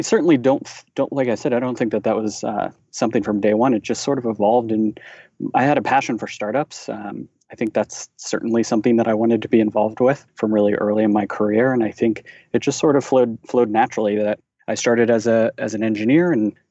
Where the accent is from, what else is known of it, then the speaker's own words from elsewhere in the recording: Columbus, Ohio, United States; moved away as an adult; also born or lived in Rochester, New York; now in New York City, United States; I'm from Columbus, Ohio, and I studied at the Rochester Institute of Technology